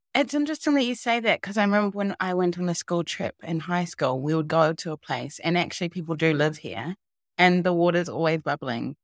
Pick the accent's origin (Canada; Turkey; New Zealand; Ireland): New Zealand; moved away; 'cause I am from New Zealand. I used to live in New Zealand.